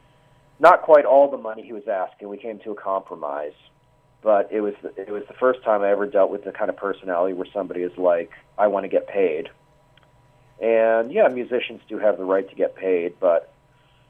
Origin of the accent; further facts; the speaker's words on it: Tampa, Florida, United States; my hometown of Tampa, Florida, or Brandon, more specifically